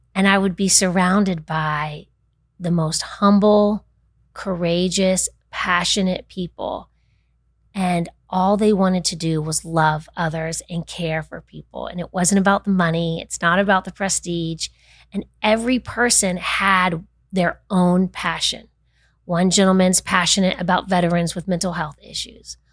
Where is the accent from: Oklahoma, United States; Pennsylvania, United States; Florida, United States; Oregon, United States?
Florida, United States; Winter Park; Born and raised in Winter Park